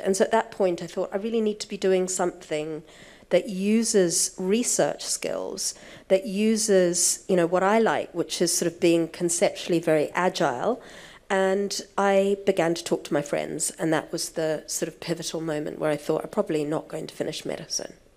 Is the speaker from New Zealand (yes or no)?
yes; New Zealand; moved away; I went back to New Zealand. I was born in New Zealand